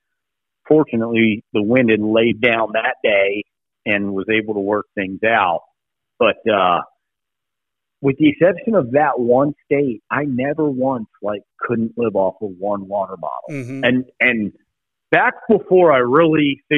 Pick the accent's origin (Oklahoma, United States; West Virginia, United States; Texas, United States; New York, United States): West Virginia, United States; West Virginia, my home state